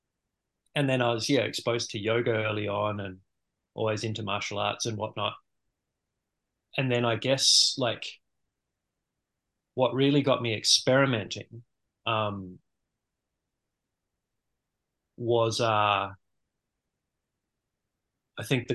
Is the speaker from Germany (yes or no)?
no; Dunedin, Otago, New Zealand; moved away; I grew up in New Zealand, in the South Island, in a town called Dunedin